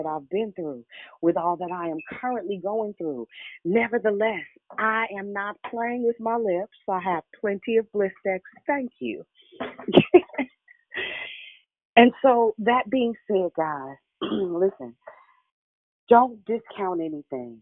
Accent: Richmond, United States; I'm from Richmond, so I'm a little good, little ghetto

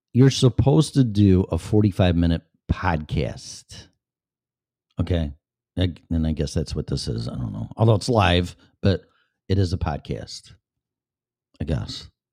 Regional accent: Illinois, United States; I was born and raised in Illinois. And within radio reception of Chicago radio stations

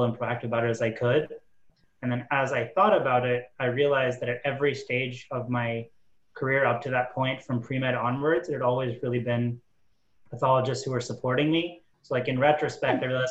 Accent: Cleveland, Ohio, United States; also born or lived in New York City; I've lived in Cleveland most of my life, but I was born in New York City when my parents were in residency

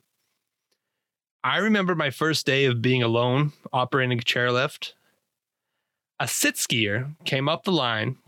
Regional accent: Idaho, United States; I grew up in Idaho

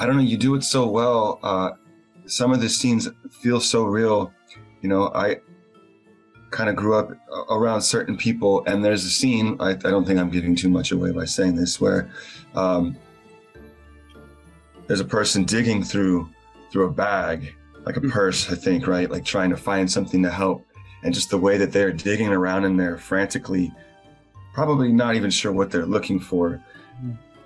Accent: the South, United States; I grew up in the South

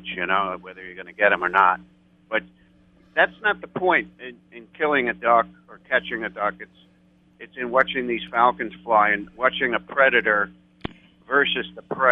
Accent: New York, United States; accent: New York; now in Texas, United States; I'm a Texan, but I come from New York, so I have a New York accent

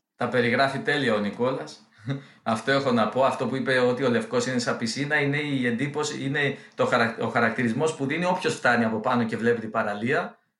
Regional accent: Olympos, South Aegean, Greece; moved away; εγώ είμαι από την Όλυμπο, έχω και σπίτι εκεί, είμαι από του τυχερού αυτού. Ε, δεν μένω δυστυχώ εκεί

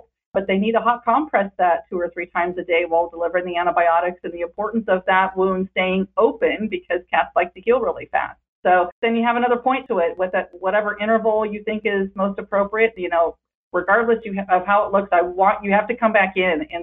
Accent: Northern California, United States; now in Southern California, United States; I'm from Northern California.

